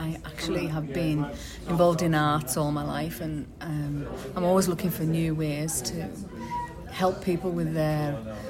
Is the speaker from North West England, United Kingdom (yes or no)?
yes; West Coast of Cumbria, North West England, United Kingdom; now in Cockermouth, United Kingdom; I'm Cockermouth based, but I'm actually from the West Coast as a child